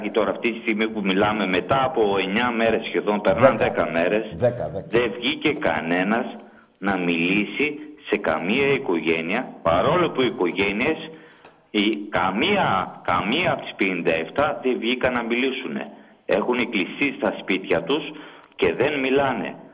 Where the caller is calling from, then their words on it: Larissa, Thessaly, Greece; είμαι από τη Λάρισα.